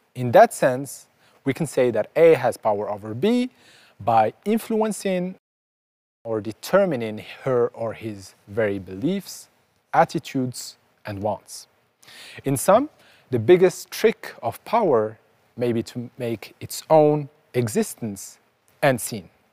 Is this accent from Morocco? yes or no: yes; Casablanca, Casablanca-Settat, Morocco; I was born in Casablanca, Morocco